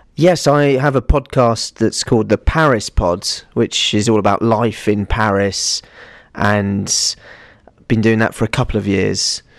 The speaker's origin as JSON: {"language": "English", "town": "Winchester", "region": "South East England", "country": "United Kingdom", "said": "I'm from a little town called Winchester, which is in Hampshire"}